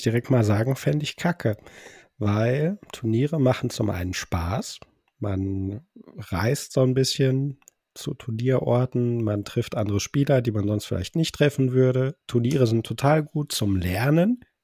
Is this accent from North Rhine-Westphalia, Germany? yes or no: yes; Bochum, North Rhine-Westphalia, Germany; ich komme aus Bochum